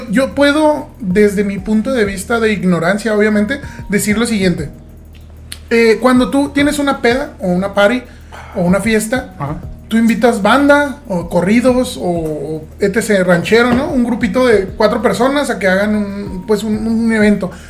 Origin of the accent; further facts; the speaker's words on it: Caribbean, Mexico; cabe, mencionar que yo me crié en el Caribe, entonces yo soy de sangre caliente.